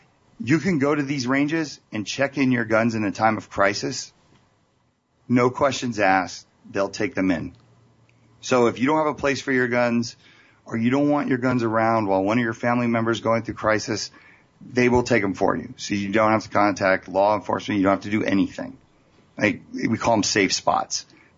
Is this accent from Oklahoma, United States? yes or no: no; Las Vegas, Nevada, United States; I'm from Las Vegas.